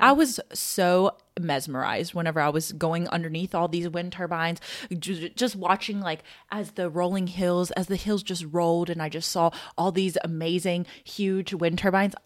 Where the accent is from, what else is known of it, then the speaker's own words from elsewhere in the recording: Louisiana, United States; I'm from Louisiana